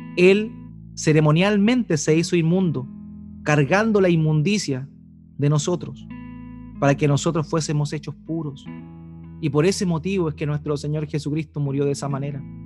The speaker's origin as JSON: {"language": "Spanish", "area": "Eighth Region", "region": "Biobío", "country": "Chile", "moved": "yes", "said": "de donde yo vengo, de la octava región, ese juego tiene otro nombre. Se llama la tiña"}